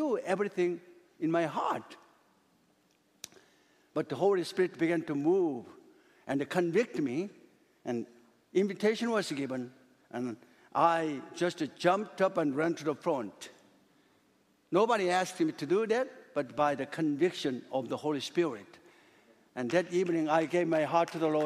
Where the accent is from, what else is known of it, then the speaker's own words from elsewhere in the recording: South Korea; English is a second language; moved away; when I was in Korea, a little boy